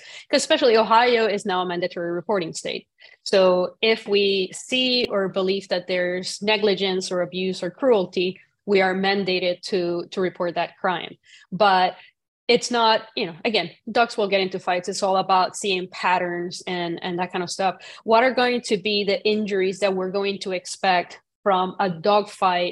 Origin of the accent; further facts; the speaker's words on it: Puerto Rico; growing up in Puerto Rico, cockfighting is a big thing